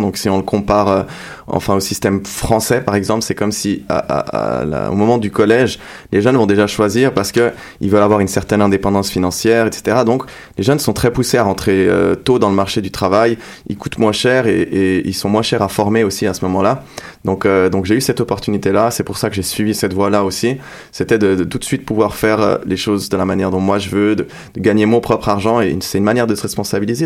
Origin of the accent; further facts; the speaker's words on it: Geneva, Switzerland; French is a second language; moved away as an adult; je viens de Genève en Suisse